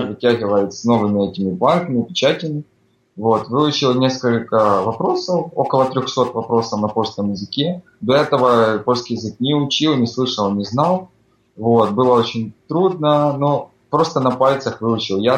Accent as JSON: {"language": "Russian", "country": "Ukraine", "tie": "born or raised there", "lives_now": "Warsaw, Poland", "said": "Э, всем привет … я тоже родом из Украины, но последние 9 месяцев уже живу в Варшаве."}